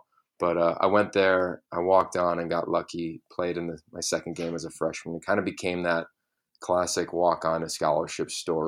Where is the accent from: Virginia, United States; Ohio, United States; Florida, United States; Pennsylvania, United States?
Pennsylvania, United States; northeastern; moved away; I grew up in a tiny town in Pennsylvania, northeastern Pennsylvania, 2,500 people, no stoplights. We still don't have soccer, for instance. Everybody knows everybody's name, and it's just a tiny, tiny town.